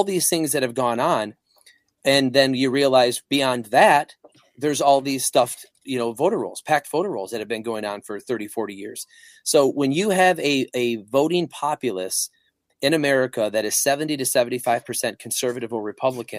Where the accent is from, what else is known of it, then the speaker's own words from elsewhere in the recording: Flint, Michigan, United States; I grew up in the Flint, Michigan area. I was in the suburbs